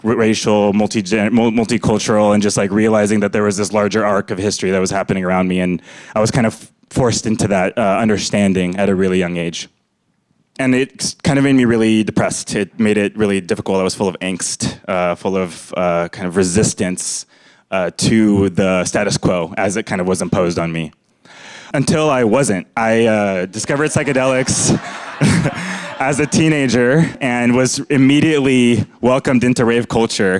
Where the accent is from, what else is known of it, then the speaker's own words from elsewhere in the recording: Fresno, California, United States; I was born in Fresno, California